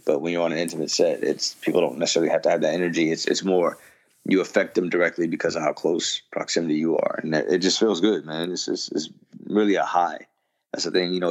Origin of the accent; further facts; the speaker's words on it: Yonkers, New York, United States; also born or lived in Mount Vernon, New York; where i grew up in, in mount vernon and yonkers